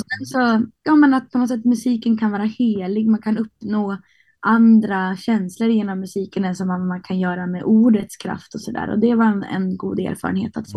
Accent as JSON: {"language": "Swedish", "town": "Härnösand", "region": "Västernorrland County", "country": "Sweden", "tie": "born or raised there", "also_born_or_lived": "Sundsvall / Rättvik, Dalarna", "moved": "as an adult", "lives_now": "Stockholm, Sweden", "said": "jag växte upp på Höga Kusten men jag blev vuxen i Stockholm"}